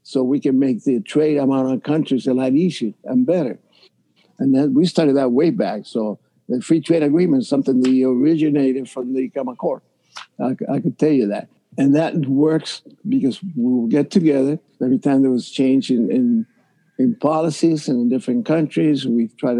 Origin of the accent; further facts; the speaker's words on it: Cuba; now in Miami, United States; when I was a kid from Cuba